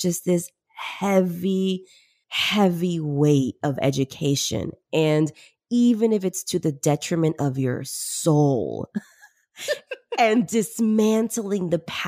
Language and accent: English; Peru; moved away; but I came from Peru originally in the 90s. We migrated here.